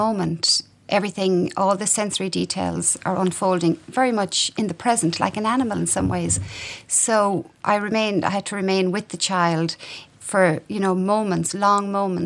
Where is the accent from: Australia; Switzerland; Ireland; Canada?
Ireland; everyone growing up in Ireland